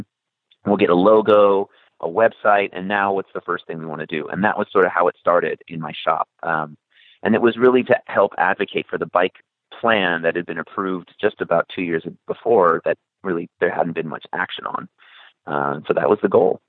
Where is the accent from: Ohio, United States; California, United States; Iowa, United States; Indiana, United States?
California, United States; Los Angeles; I was born and raised in Los Angeles, but my family comes from all over